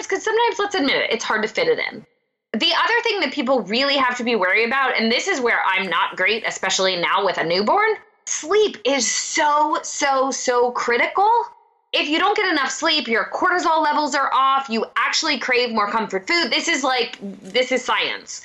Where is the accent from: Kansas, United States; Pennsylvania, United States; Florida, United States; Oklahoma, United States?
Pennsylvania, United States; I'm from Pennsylvania, I'm Italian